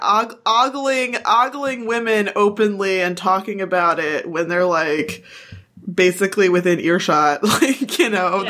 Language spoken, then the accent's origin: English; United States; we're all white Americans